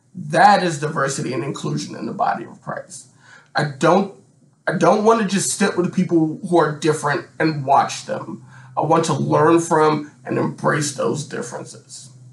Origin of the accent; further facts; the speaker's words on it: Washington, District of Columbia, United States; I grew up in Washington, D.C., when Chocolate City was still a real thing